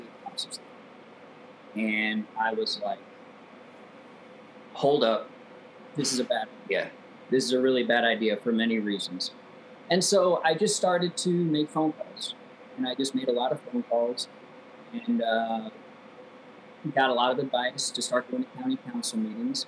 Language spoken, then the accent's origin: English; Affton, Missouri, United States; moved away as an adult; also born or lived in California; I grew up in Afton